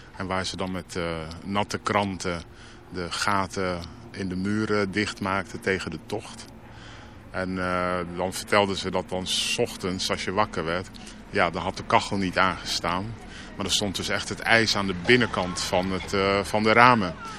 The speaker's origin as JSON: {"language": "Dutch", "town": "Rotterdam", "region": "South Holland", "country": "Netherlands", "tie": "born or raised there", "said": "Ik ben van Rotterdam, ik ben van West."}